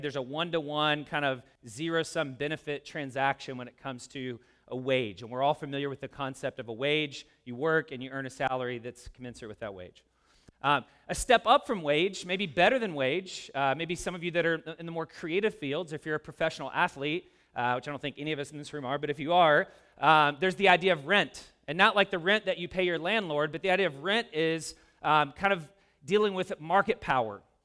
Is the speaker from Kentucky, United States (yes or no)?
yes; Louisville, Kentucky, United States; moved away; I'm a kid that grew up in a working class neighborhood in the South. I'm from Louisville, Kentucky